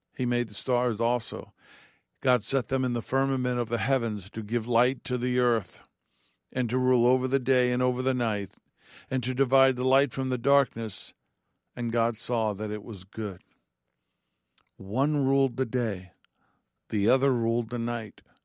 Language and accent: English; New York, United States; growing up in New York and being in apartments or apartment buildings